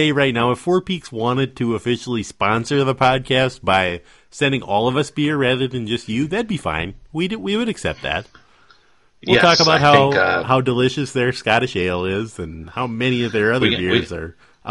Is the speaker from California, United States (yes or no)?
no; Western Minnesota, United States; We're from Western Minnesota